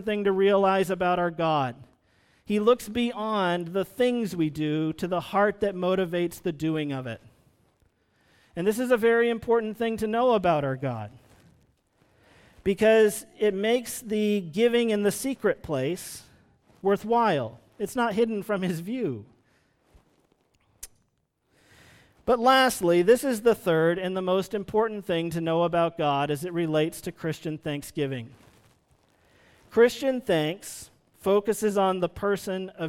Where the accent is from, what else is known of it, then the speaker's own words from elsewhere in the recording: Vermont, United States; I grew up in Vermont